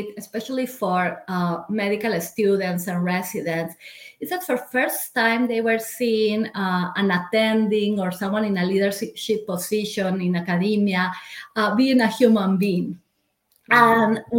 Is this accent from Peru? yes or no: yes; Peru; moved away as an adult; now in United States; I am originally from Peru. I came to the US just 11 years ago, following the love of my life